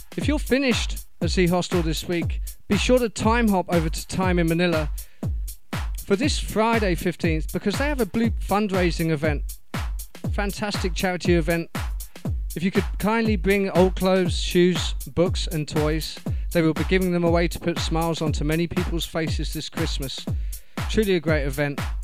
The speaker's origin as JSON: {"language": "English", "town": "Portsmouth", "region": "South East England", "country": "United Kingdom", "tie": "born or raised there", "moved": "yes", "said": "my hometown of Portsmouth, UK"}